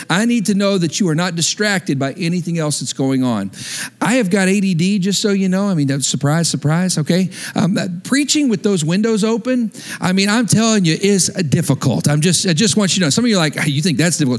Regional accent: West Texas, United States; moved away; I grew up in West Texas, there was hardly any water

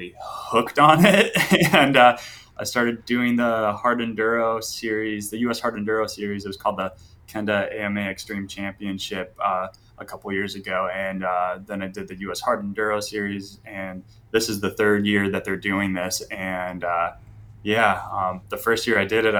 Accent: Chicago, Illinois, United States; moved away as an adult; now in Denver, United States; I am from Chicago originally. Born and raised there. And then I moved out to Denver, Colorado about 4 years ago.

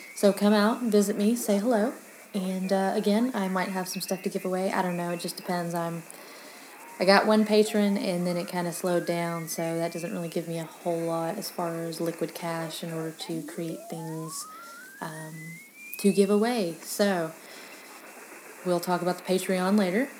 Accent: Texas, United States; first language English; I'm from Texas

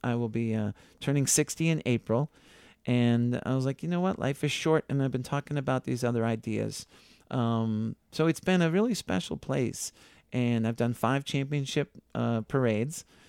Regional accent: Needham, Massachusetts, United States; I grew up in Needham, Massachusetts, not too far out of town

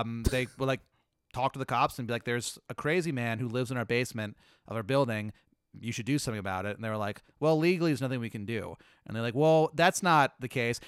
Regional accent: the South, United States; I'm from the South.

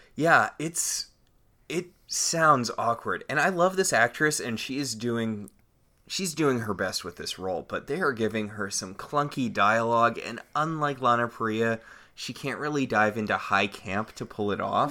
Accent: United States; I'm an American

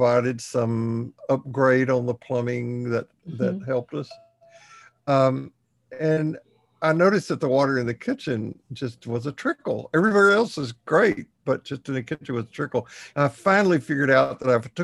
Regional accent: Texas, United States; We're from Texas

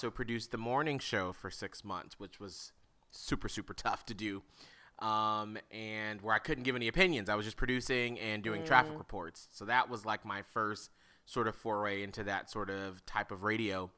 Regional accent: Atlanta, Georgia, United States; now in Tampa, United States; I'm originally from Atlanta, Georgia

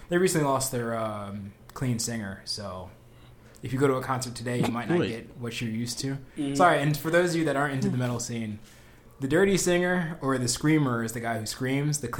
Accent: New Jersey, United States; I'm from New Jersey

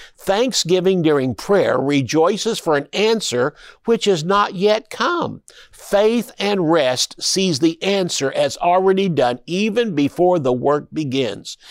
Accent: Tulsa, Oklahoma, United States; I'm from Tulsa. I was born and raised there.

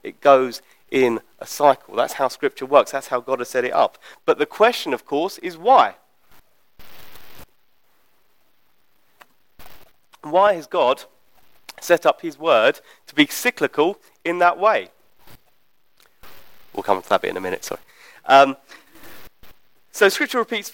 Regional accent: United Kingdom; as British people

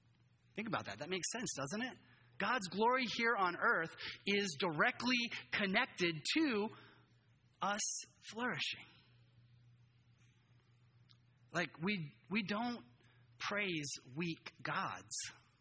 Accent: Japan; moved away as an adult; now in United States; I grew up in Japan. My whole life, I came back to the U.S. I was like, I've never experienced this before. It's completely different. And, you know, as a third culture kid growing up there, only white kid in my school

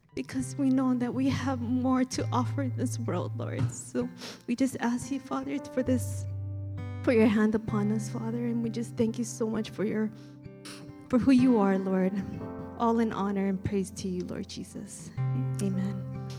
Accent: Maui, Hawaii, United States; accent: Pidgin; growing up, born and raised in Maui, we speak Pidgin.

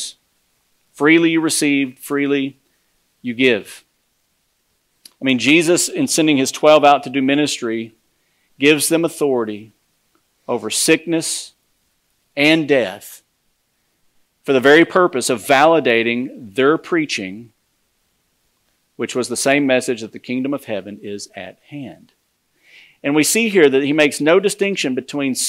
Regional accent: United States

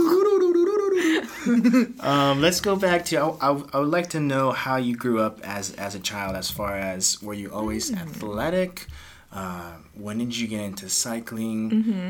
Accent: Miami, Florida, United States; born and raised in Miami

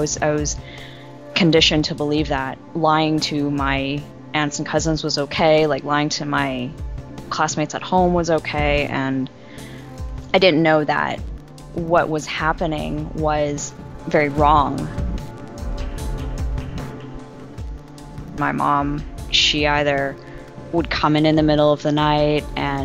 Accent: Vancouver, British Columbia, Canada; moved away as an adult; also born or lived in Hong Kong; now in Philadelphia, United States; I'd been born and raised in Vancouver up until then

